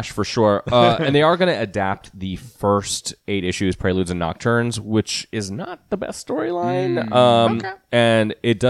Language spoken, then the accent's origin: English; United States; born or raised there